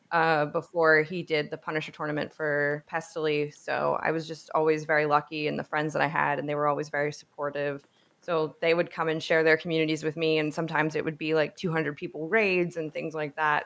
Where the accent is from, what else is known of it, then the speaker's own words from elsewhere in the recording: New Jersey, United States; moved away as an adult; also born or lived in New York / Manhattan, New York / Savannah, Georgia; I grew up in New York and New Jersey. I did school in pu-, like, public school in Jersey